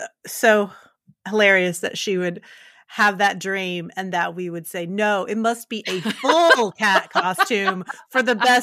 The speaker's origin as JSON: {"language": "English", "town": "Louisville", "region": "Kentucky", "country": "United States", "tie": "born or raised there", "moved": "as an adult", "lives_now": "Panama", "said": "I was born and raised in Louisville. I've been living in Panama, the country, for 9 years now."}